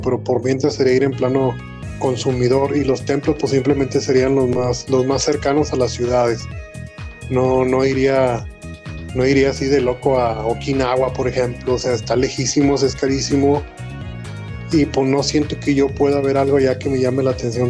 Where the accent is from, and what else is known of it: Mexico